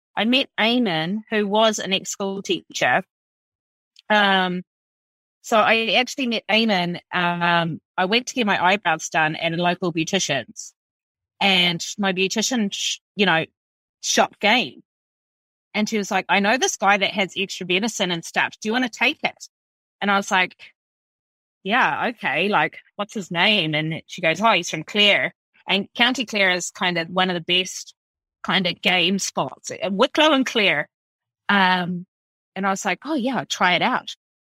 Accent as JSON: {"language": "English", "region": "East Coast, North Island", "country": "New Zealand", "tie": "born or raised there", "also_born_or_lived": "Australia", "moved": "as an adult", "lives_now": "Ireland", "said": "I'm from rural New Zealand, so I grew up in New Zealand."}